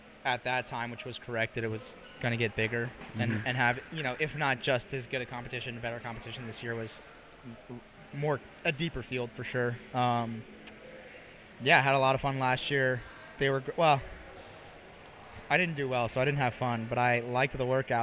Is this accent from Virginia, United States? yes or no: yes; Northern Virginia, United States; I grew up in Northern Virginia, right outside of D.C.